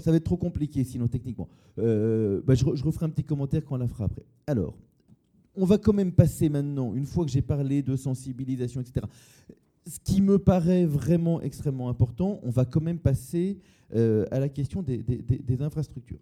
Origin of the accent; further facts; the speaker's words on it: Massy, Île-de-France, France; j'ai grandi à Massy